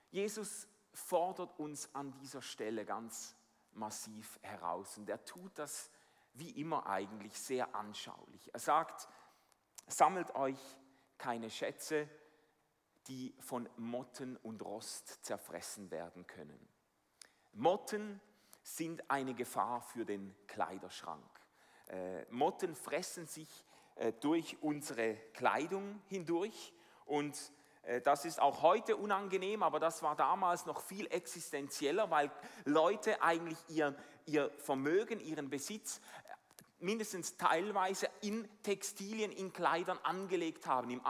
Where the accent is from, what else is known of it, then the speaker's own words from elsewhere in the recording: Switzerland; Also ich bin als Schweizer mit dem unerschütterlichen Vertrauen in die Schweizer Banken aufgewachsen.